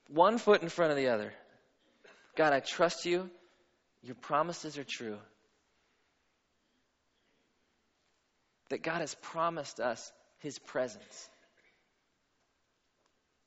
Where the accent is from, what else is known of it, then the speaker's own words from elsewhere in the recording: Pittsburgh, Pennsylvania, United States; moved away as an adult; also born or lived in Atlanta; I grew up in Pittsburgh